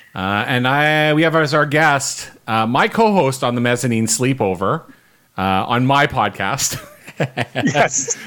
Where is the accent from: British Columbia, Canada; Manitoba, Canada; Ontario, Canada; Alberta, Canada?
Manitoba, Canada; Winnipeg; we're all Winnipeggers